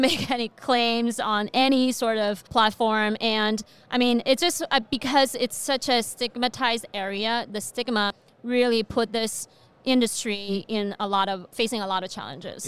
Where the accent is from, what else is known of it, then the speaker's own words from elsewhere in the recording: China; moved away as an adult; also born or lived in Beijing, China; now in Fargo, United States; I was born and raised in China.